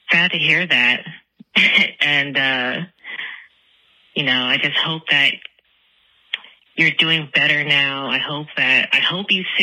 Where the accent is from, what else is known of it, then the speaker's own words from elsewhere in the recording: United States; I'm from America